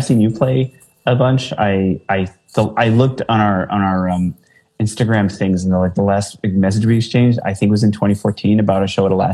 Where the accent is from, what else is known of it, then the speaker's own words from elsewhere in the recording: New Jersey, United States; moved away as an adult; also born or lived in Philadelphia / New Brunswick, New Jersey; now in Chicago, United States; I'm from New Jersey